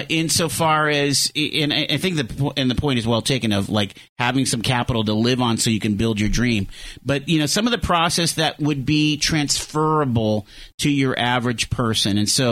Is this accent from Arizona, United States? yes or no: no; Erie, Pennsylvania, United States; Erie, growing up in Erie, right?